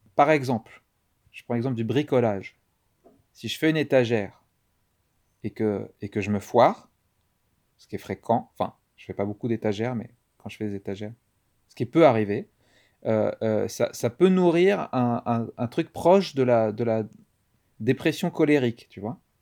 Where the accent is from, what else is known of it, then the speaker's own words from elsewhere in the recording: Nantes, Pays de la Loire, France; je suis donc un comédien nantais. Euh, euh, je suis né à Nantes